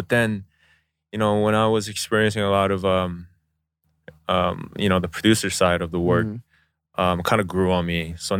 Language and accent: English; United States; moved away as an adult; now in South Korea; me being Korean American…